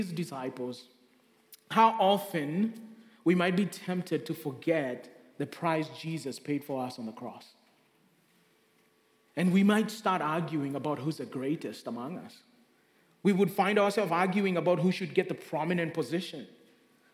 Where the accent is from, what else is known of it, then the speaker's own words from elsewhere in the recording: Kenya; moved away; Growing up in Kenya